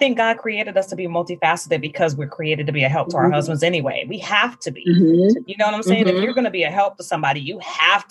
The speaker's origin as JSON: {"language": "English", "town": "Omaha", "region": "Nebraska", "country": "United States", "said": "I'm from Omaha, Nebraska"}